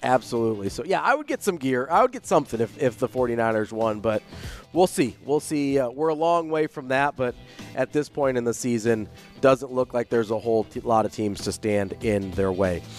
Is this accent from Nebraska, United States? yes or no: yes; Omaha, Nebraska, United States; I grew up right here in Omaha